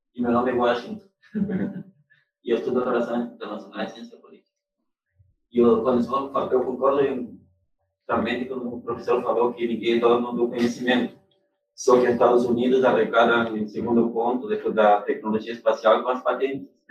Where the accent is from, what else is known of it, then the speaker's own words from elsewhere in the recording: Uruguay; moved away; Eu sou natural do Uruguai